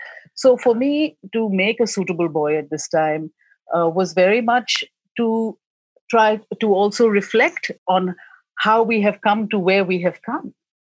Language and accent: English; India; like I was raised in India, all our handwriting was almost conformed to be one thing.